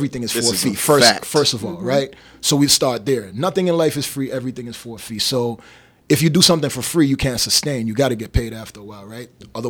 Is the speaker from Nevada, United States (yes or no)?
yes; Las Vegas, Nevada, United States; Hey, you know, I'm from Vegas. Oh, yeah, well, you live on a strip.